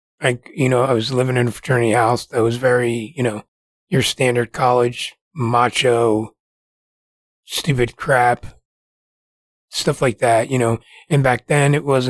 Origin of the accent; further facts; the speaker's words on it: New Jersey, United States; moved away as an adult; I relocated here from New Jersey